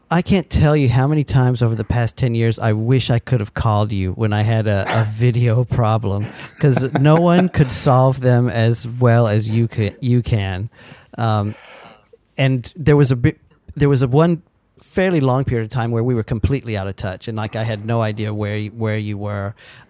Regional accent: Plano, Texas, United States; moved away; I grew up in Plano

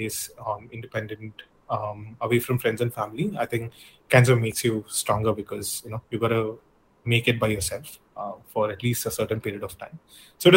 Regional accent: Bangalore, Karnataka, India; also born or lived in Canada; in Bangalore, which is my hometown back then

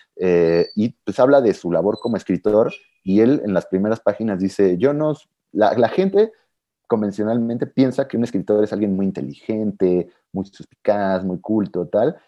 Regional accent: Mexico; como alguien mexicano que he vivido toda mi vida en México

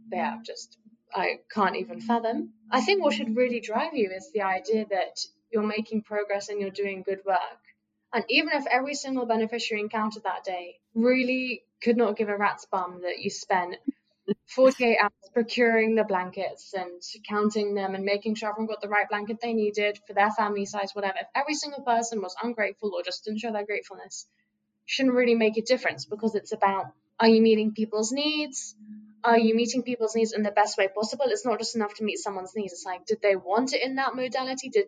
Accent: United Kingdom; like I, as a British citizen, if I needed to go to the hospital

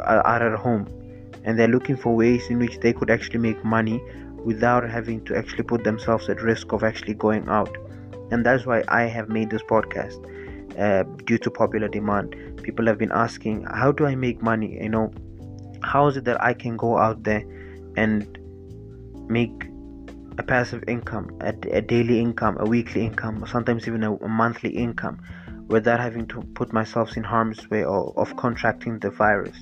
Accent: Ethiopia; now in South Africa; I'm originally from Ethiopia

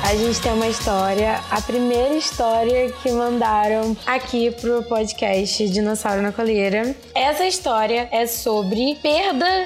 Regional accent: Caxias, Rio de Janeiro, Brazil; Sou do bairro de Caxias, no Rio de Janeiro.

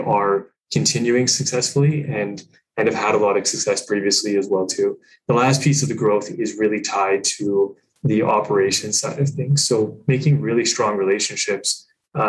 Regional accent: England, United Kingdom; now in Canada; I'm from England.

